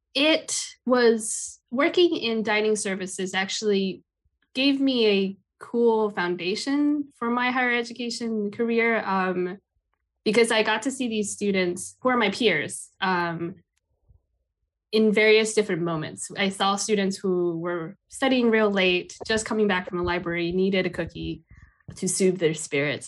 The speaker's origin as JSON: {"language": "English", "region": "Taipei", "country": "Taiwan", "tie": "born or raised there", "moved": "yes", "lives_now": "United States", "said": "I grew up in Taipei, Taiwan"}